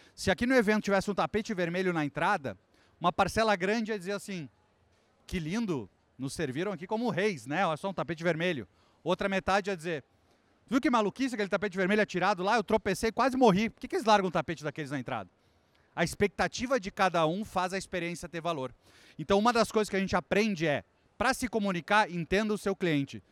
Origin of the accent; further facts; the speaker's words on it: Brazil; sou brasileiro